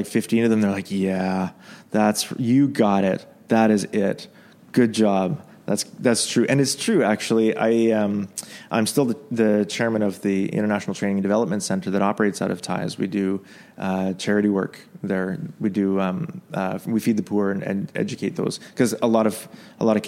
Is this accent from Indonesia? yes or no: no; Canada; also born or lived in Yemen; now in Dubai, United Arab Emirates; as a Canadian